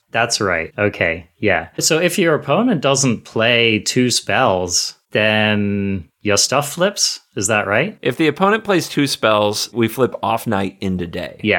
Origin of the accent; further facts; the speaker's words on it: United States; I'm, I'm American over here, okay?